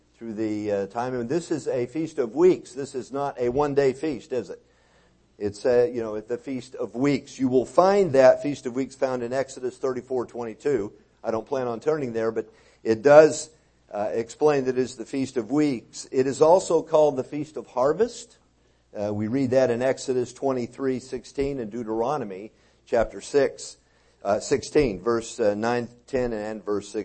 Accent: Texas, United States; I'm from Texas

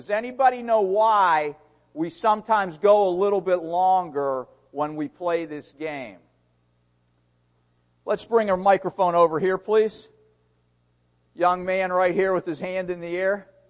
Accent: Pittsburgh, Pennsylvania, United States; born there; When I said Pittsburgh, I was born in Pittsburgh.

